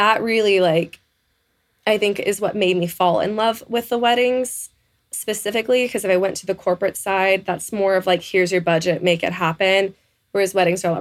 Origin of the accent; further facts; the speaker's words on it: Texas, United States; I was born and raised in Texas